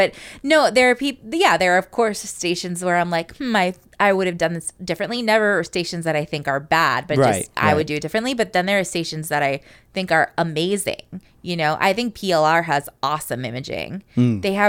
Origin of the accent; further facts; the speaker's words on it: Bethany, Connecticut, United States; from Bethany, Connecticut.